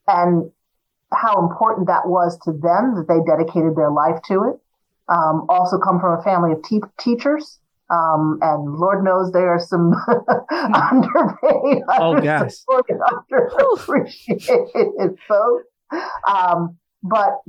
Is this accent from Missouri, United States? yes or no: no; New Jersey, United States; also born or lived in Willingboro, New Jersey; I grew up in South Jersey